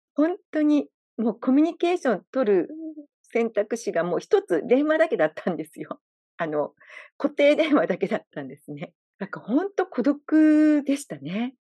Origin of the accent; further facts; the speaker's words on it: Japan; moved away as an adult; now in Hawaii, United States; 私みたいに日本から移住してきている日本人の方